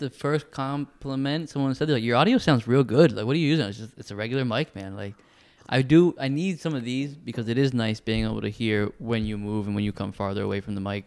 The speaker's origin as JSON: {"language": "English", "country": "United States", "also_born_or_lived": "Texas", "said": "the United States"}